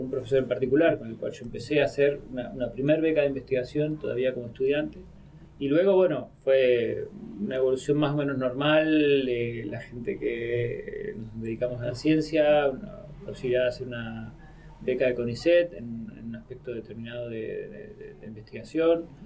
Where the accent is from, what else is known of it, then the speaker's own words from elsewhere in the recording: Buenos Aires, Argentina; also born or lived in Spain; now in Mendoza, Argentina; Yo de Buenos Aires me fui a, a, España, pero de España volví a Mendoza, me fui a otro lado.